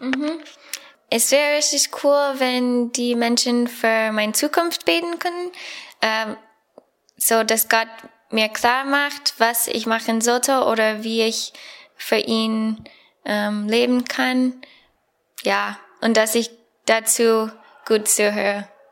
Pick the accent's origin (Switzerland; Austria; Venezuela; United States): United States; German is a second language; moved away as an adult; now in Germany; ich komme aus Amerika